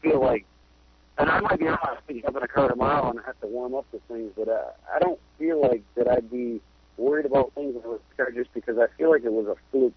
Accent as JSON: {"language": "English", "area": "near Watertown", "region": "New York", "country": "United States", "tie": "born or raised there", "said": "Watertown, New York, like 10 minutes from my hometown"}